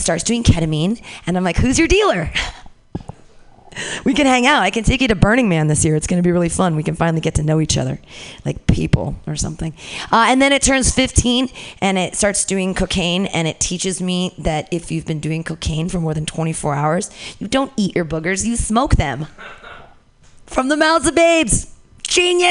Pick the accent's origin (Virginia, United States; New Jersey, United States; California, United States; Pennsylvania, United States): California, United States; Danville; I grew up in Danville, very close to here, Bay Area